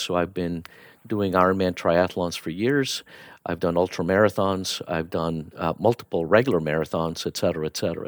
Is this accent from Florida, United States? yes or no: yes; Miami, Florida, United States; also born or lived in Bogota, Colombia; So I was born in, uh, Bogota, Colombia, and, um, we moved to the U S when I was ten years old, and I grew up in Miami